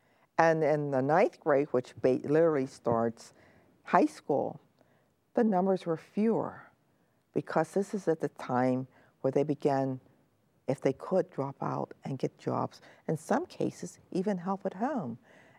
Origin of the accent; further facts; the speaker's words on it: Pennsylvania, United States; also born or lived in Griffin, Georgia; I came to Pennsylvania when I was 1 year old, and I was born in Griffin, Georgia, which is near Atlanta.